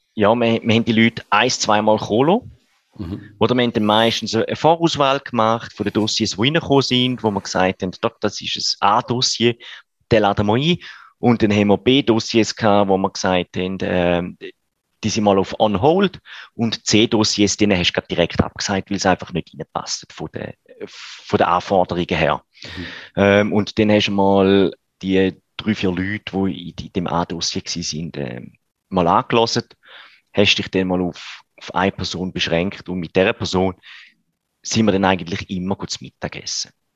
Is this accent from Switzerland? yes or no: yes; Switzerland; bei uns in der Schweiz